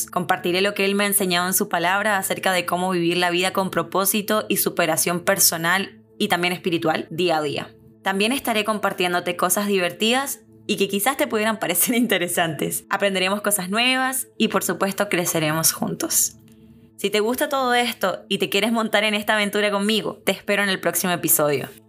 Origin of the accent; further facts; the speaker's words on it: Santiago, Santiago Metropolitan Region, Chile; now in Miami, United States; Nací y crecí en Santiago de Chile. sí, ese mismo. Chi, chi, chi, le, le. Crecí viendo la nevada